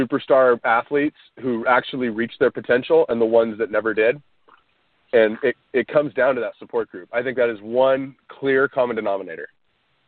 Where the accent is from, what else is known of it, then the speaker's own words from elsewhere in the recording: Orange County, California, United States; growing up in Orange County